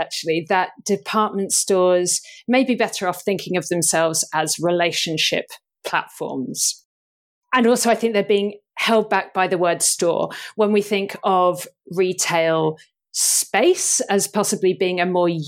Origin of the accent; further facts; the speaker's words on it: United Kingdom; I'm thoroughly British